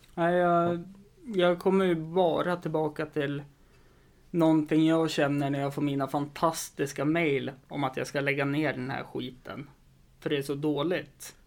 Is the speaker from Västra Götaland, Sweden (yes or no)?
no; Östersund, Jämtland, Sweden; jag har en väldigt stor kompisskara hemma i Östersund